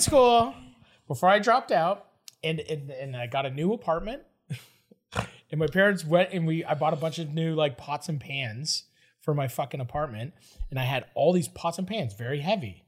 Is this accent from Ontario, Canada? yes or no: yes; Toronto, Ontario, Canada; I'm from Toronto.